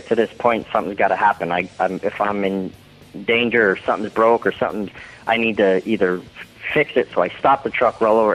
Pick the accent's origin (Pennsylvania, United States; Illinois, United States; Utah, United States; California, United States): Pennsylvania, United States; Philadelphia; moved away as an adult; now in North Carolina, United States; it seemed like that was my hometown